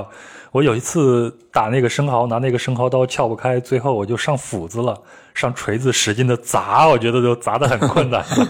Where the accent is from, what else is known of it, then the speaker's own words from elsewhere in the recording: Henan, China; 冷这个词就是我们河南话里边表示你的时候也会用这个。